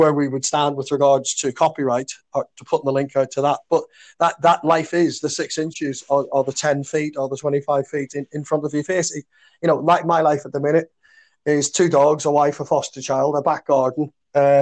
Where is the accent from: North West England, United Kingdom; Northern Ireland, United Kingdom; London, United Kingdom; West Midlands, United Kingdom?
Northern Ireland, United Kingdom; Belfast; growing up in Belfast in the 60s and 70s